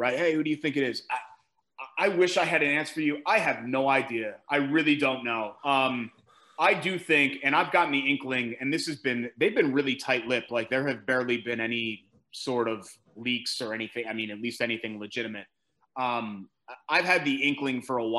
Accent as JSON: {"language": "English", "region": "Connecticut", "country": "United States", "tie": "born or raised there", "also_born_or_lived": "Indiana", "moved": "yes", "said": "I grew up in Connecticut and not here"}